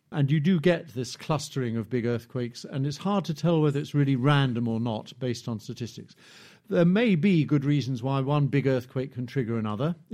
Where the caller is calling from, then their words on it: Cambridge, East of England, United Kingdom; from Cambridge.